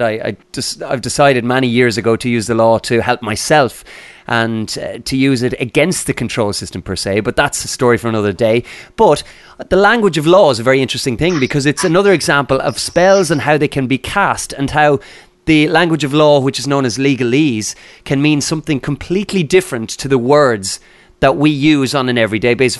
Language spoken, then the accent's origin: English; Ireland; we're both Irish and we're speaking from Ireland at the moment